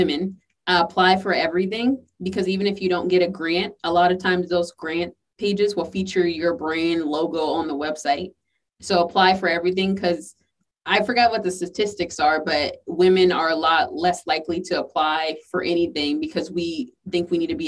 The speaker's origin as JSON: {"language": "English", "region": "the South", "country": "United States", "said": "I'm from the South"}